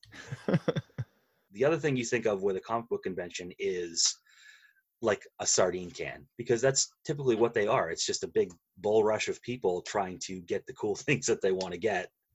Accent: Maine, United States; I grew up in Maine, where you climb a mountain every day on your way to school

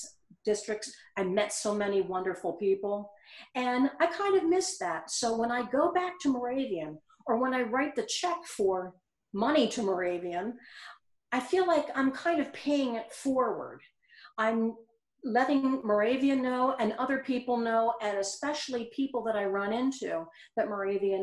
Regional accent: Eastern Pennsylvania, United States; moved away as an adult; now in South Carolina, United States; I am from Eastern Pennsylvania. My family and most of my friends are in that area

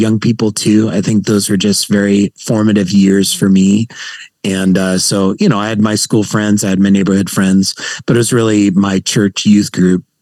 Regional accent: San Jose, California, United States; now in Santa Clarita, United States; I grew up born and raised in San Jose, California

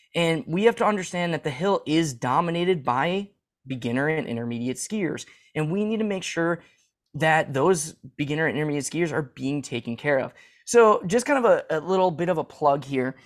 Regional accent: Midwest, United States; as a Midwesterner

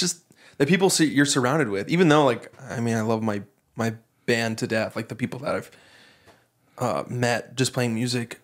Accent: Texas, United States; moved away as an adult; now in Hawaii, United States; growing up in Texas

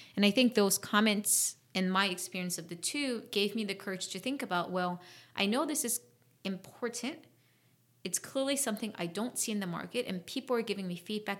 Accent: South Korea; moved away; also born or lived in Washington, D.C., United States / Fairfax, Virginia, United States; I grew up in Korea

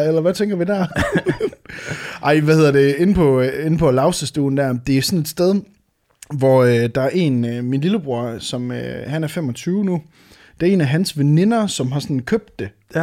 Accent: Varde, Southern Denmark, Denmark; moved away; hjemme øh, i øh, Varde, hvor jeg er fra

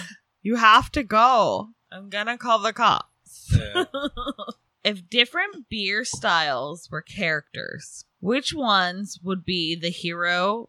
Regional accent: Southern California, United States; Like, we're from Southern California.

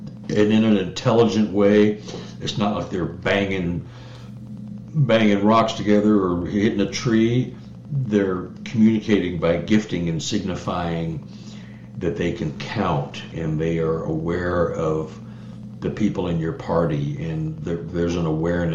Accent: Dallas, Texas, United States; also born or lived in Austin; I'm from Dallas

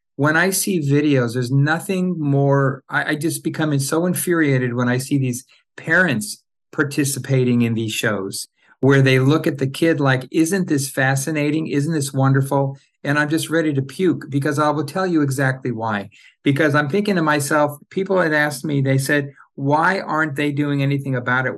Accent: Orange County, Southern California, United States; now in Los Angeles, United States; I grew up in Southern California, Orange County to be, uh, you know, uh, more specific.

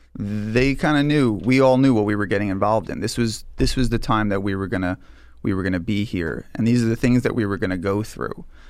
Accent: Long Island, New York, United States; I grew up here in New York. I grew up on Long Island.

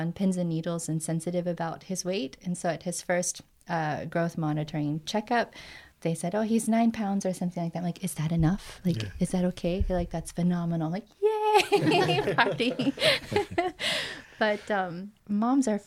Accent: United States; now in Canada; I'm actually American.

